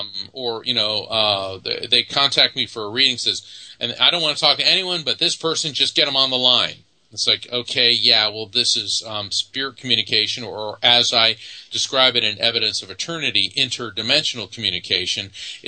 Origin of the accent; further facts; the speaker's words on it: Texas, United States; born there; He goes, that makes no sense, except I was born in Texas.